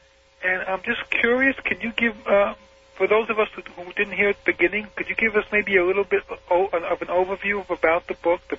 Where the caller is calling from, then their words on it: Los Angeles, California, United States; I'm calling from Van Nuys, California on KOGO.